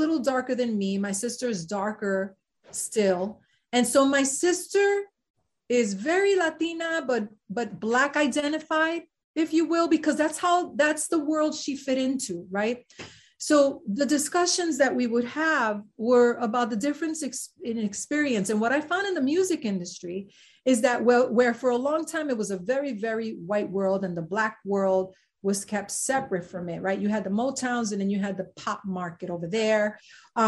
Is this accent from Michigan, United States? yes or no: no; New York City, New York, United States; also born or lived in Spanish Harlem; I was born in Spanish Harlem and raised in the South Bronx to Puerto Rican parents